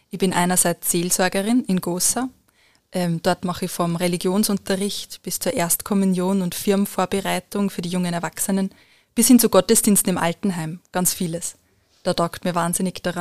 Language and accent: German; Lower Austria, Austria; Ich bin in Niederösterreich aufgewachsen und ins Stiftsgymnasium Melk gegangen.